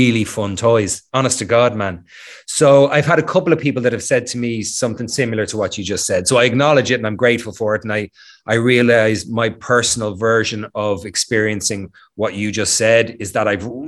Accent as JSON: {"language": "English", "country": "Ireland", "said": "Being Irish"}